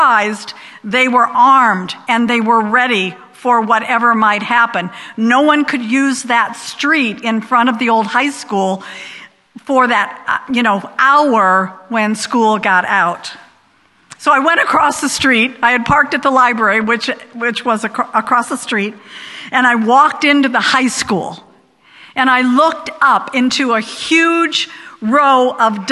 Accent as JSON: {"language": "English", "town": "Rock Island", "region": "Illinois", "country": "United States", "also_born_or_lived": "Massachusetts", "first_language": "English", "moved": "yes", "said": "I was from Rock Island, Illinois."}